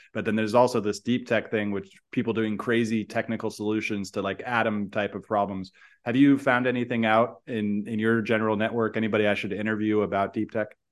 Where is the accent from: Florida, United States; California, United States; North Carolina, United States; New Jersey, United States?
California, United States; San Francisco; moved away; I grew up in San Francisco. I still love it, but also I moved away